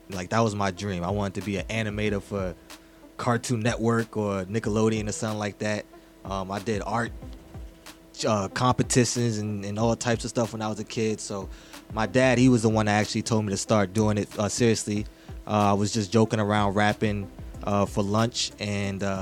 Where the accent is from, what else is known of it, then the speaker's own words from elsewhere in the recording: Mount Vernon, New York, United States; also born or lived in Bronx; Yes, so I'm from Money Earning Mount Vernon uh